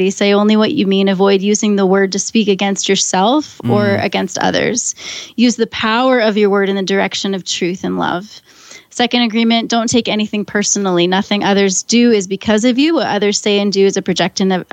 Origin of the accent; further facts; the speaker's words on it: Maine, United States; moved away; I grew up in Maine